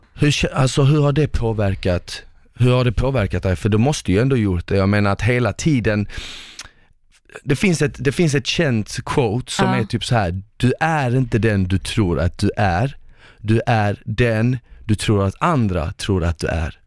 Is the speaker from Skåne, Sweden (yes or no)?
yes; Malmö, Skåne, Sweden; moved away; jag kom ju från Malmö